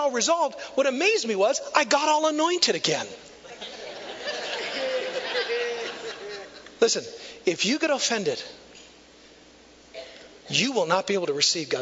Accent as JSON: {"language": "English", "town": "Neillsville", "region": "Wisconsin", "country": "United States", "tie": "born or raised there", "also_born_or_lived": "Marshfield, Wisconsin", "moved": "as an adult", "lives_now": "Tulsa, United States", "said": "I grew up in Neillsville"}